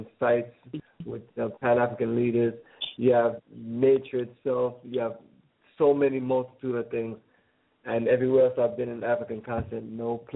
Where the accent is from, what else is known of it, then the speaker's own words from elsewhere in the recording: Kingston, Jamaica; now in Atlanta, United States; I was born in Kingston, Jamaica. I live here right now on the south side of Atlanta.